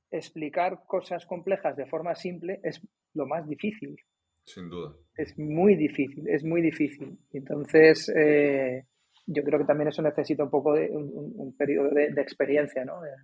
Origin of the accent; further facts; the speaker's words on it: Cádiz, Andalusia, Spain; pero como vienes de fuera, oye, que vengo de Cádiz, pum, y quedas, ¿no?